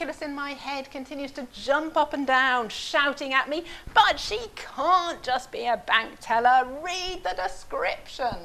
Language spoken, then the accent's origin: English; Oxford, South East England, United Kingdom; I'm from Oxford